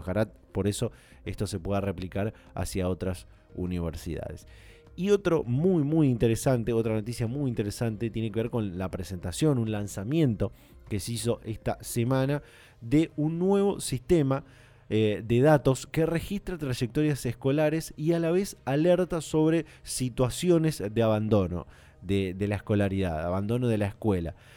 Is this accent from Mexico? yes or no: no; Argentina